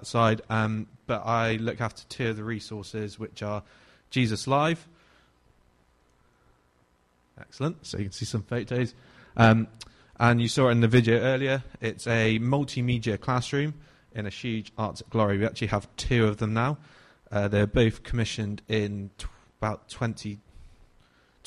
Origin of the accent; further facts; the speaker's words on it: Hereford, West Midlands, United Kingdom; moved away as an adult; also born or lived in Plymouth; I'm from Hereford as well. Brought up in Hereford